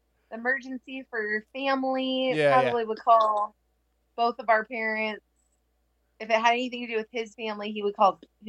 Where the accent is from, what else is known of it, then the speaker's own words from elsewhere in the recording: California, United States; also born or lived in Washington; now in Nevada, United States; Here in Nevada, it's like we have everything the same as California, and I'm from California.